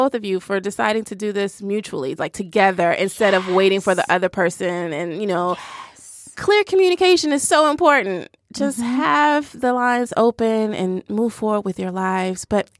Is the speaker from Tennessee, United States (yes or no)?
yes; Nashville, Tennessee, United States; I'm from Nashville